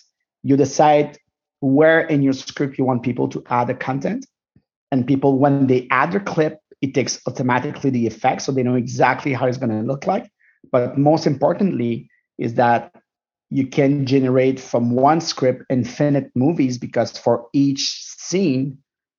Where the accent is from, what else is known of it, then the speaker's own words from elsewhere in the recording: Montreal, Quebec, Canada; I'm Moroccan Tunisian from Montreal.